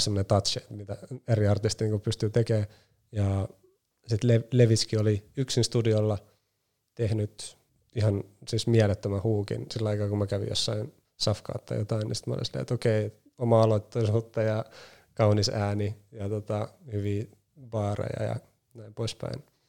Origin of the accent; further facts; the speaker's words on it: Nummela, Uusimaa, Finland; mä oon Nummelasta kotoisin